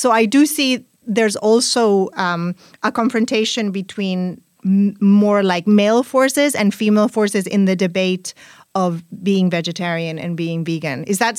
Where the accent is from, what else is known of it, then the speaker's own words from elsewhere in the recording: Spain; first language Spanish; English is a second language; because my first language is Spanish, I associate veganism and vegetarianism with females. And you know, in Spain, words, some words are masculine and some words are feminine.